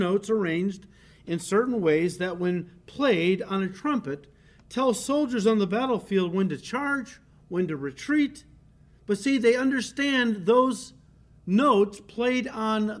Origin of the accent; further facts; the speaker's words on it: United States; first language English; As an American, of course, we have grown up with our language, English